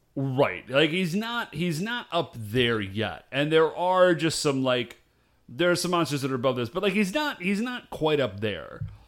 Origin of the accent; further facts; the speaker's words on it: United States; I'm American